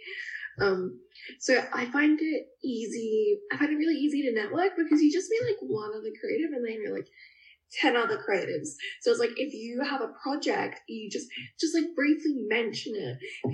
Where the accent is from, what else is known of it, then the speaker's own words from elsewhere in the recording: Adelaide, South Australia, Australia; I've born and raised, like, always been here